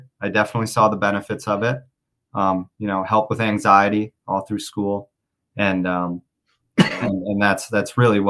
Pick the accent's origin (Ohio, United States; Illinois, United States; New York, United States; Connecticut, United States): Connecticut, United States; I grew up in Connecticut.